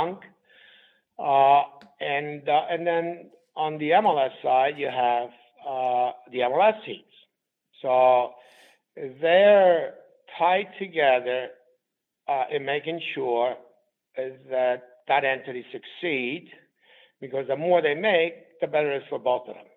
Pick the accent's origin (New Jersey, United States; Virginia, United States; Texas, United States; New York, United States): New York, United States; New York City; also born or lived in Southern Italy; in the world that I grew up in the Bronx, we call these rackets. Now, I've learned a lot of rackets growing up in the Bronx.